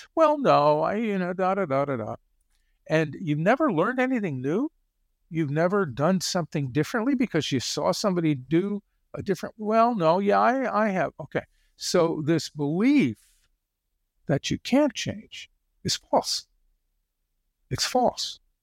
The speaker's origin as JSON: {"language": "English", "region": "Connecticut", "country": "United States", "tie": "born or raised there", "said": "I grew up in Connecticut."}